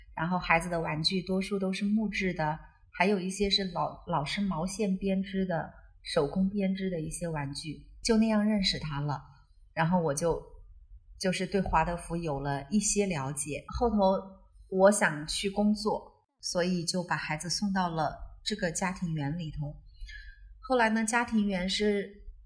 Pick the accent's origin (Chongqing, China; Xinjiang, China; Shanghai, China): Chongqing, China; now in Beijing, China; 就我老家在重庆，想回到重庆